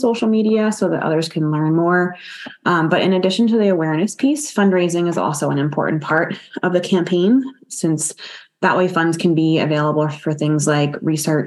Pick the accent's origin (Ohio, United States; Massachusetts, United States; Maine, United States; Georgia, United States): Massachusetts, United States; Boston; I was fortunate to grow up in the Boston area